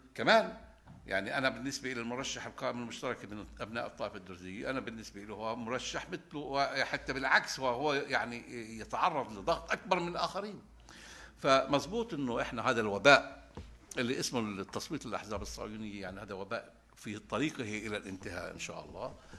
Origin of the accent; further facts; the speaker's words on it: Palestine; احنا كمجتمع فلسطيني